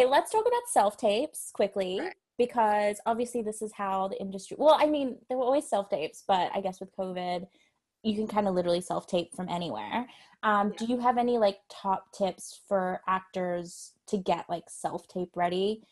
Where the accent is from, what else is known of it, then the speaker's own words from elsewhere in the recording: Sydney, New South Wales, Australia; moved away; I'm from Sydney